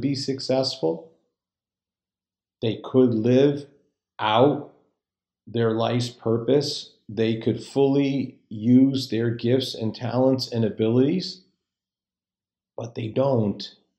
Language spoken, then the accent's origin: English; just outside Hartford, Connecticut, United States; I'm from just outside Hartford, Connecticut, which is about halfway between Boston and New York.